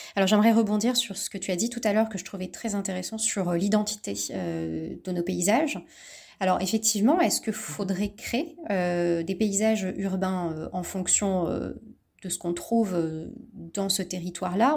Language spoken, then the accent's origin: French; Bordeaux, Nouvelle-Aquitaine, France; je suis originaire de Bordeaux